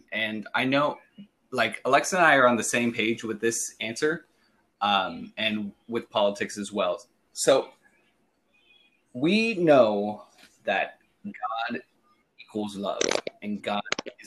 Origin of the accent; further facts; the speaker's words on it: Redding, California, United States; born and raised in Redding, California